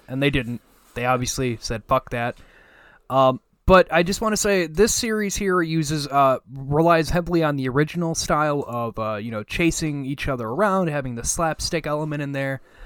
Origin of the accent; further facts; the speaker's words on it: United States; I'm an American.